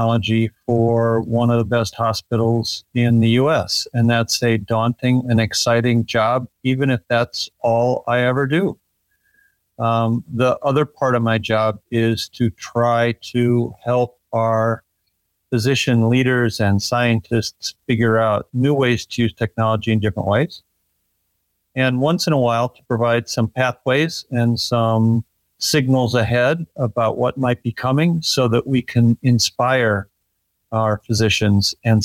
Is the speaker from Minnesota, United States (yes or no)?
yes; Minneapolis, Minnesota, United States; also born or lived in Omaha, Nebraska / Kansas City / Des Moines; I was born in Omaha, Nebraska, and I lived in Kansas City and in Des Moines, and but I really grew up in Minneapolis. That remains my home.